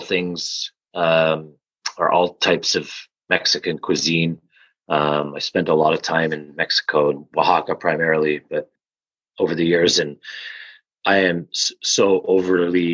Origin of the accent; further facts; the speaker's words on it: Canada; moved away; I'm French Canadian. So rich food is everything to me. You know, I grew up on it